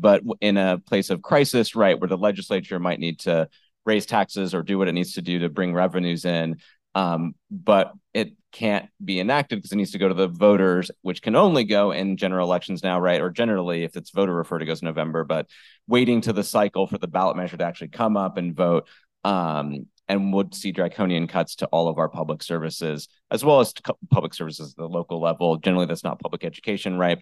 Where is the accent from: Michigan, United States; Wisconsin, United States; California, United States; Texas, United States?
California, United States; Tulare; I was actually born and raised in Tulare, so I, I know what it's like being from the Central Valley